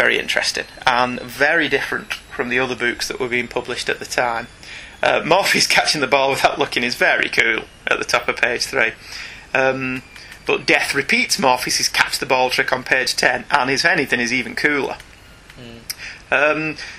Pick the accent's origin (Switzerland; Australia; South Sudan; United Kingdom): United Kingdom; I'm actually British and can't do a Cockney accent.